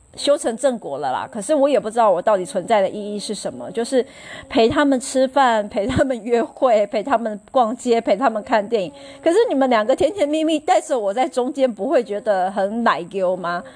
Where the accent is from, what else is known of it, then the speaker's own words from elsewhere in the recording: Chiayi, Taiwan; 因为我当时就是小时候是住在嘉义